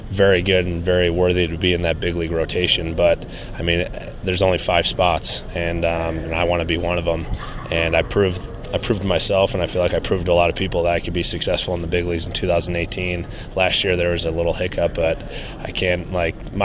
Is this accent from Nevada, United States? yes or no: no; Chicago, Illinois, United States; now in Florida, United States; I'm from Chicago originally, but I moved down to Florida